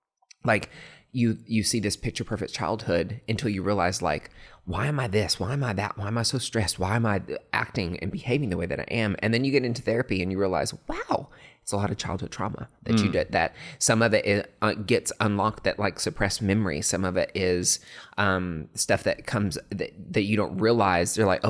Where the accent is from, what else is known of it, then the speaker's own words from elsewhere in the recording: Morristown, Tennessee, United States; it's funny because I grew up on a farm, like in East Tennessee, like country kid. No. I had to lose my accent a little bit when I went to Vandy because everybody made fun of me.